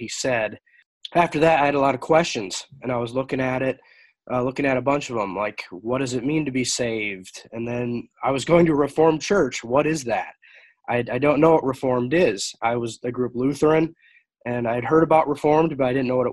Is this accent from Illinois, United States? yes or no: no; Sutherland, Iowa, United States; also born or lived in Sheldon, Iowa; I grew up in Sutherland, Iowa, so not too far away from Sheldon and Orange City.